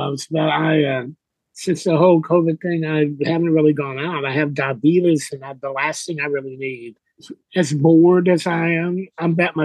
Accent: Gurdon, Arkansas, United States; moved away; also born or lived in Texas / San Francisco; I was born in Arkansas. A little town there called Gurdon

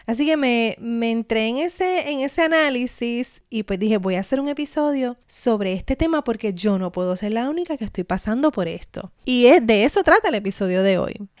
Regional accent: Puerto Rico; mi experiencia como puertorriqueña

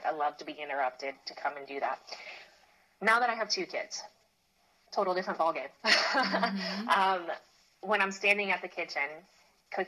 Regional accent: the South, United States; growing up in the Christian church, it is communicated, especially in the South

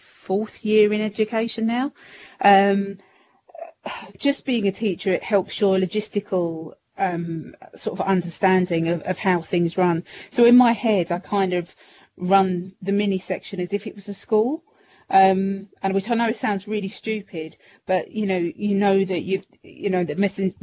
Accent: London, United Kingdom; I was brought up in the East End and just a stone's throw away from West Ham, so Upton Park

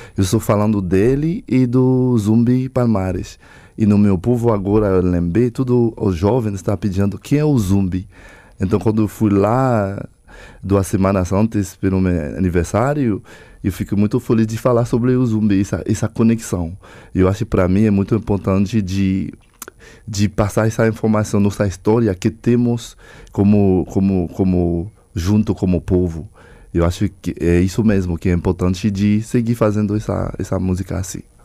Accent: Haiti; Eu sou haitiano, tenho uma própria cultura

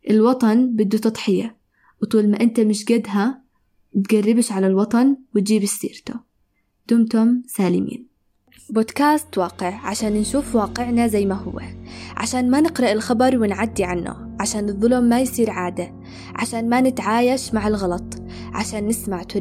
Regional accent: Palestine; بحكم إني فلسطينية مغتربة من 73 سنة أرض وشعبي منكوب ومسلوب مني

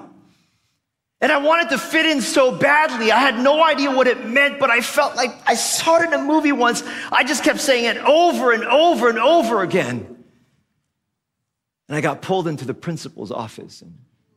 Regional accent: Philippines; first language Tagalog; English is a second language; moved away; also born or lived in Korea (ancestry); I grew up here as a Filipino kid. I spoke Tagalog. It was my first language.

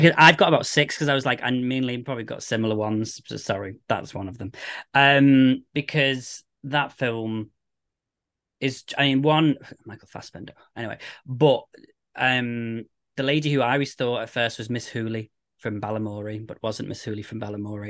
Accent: United Kingdom; we're British

